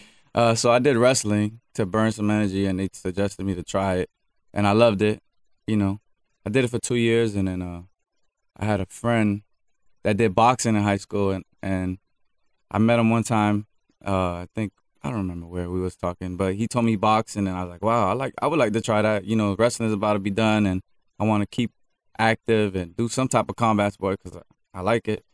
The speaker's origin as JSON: {"language": "English", "town": "Miami", "region": "Florida", "country": "United States", "said": "I'm from Miami"}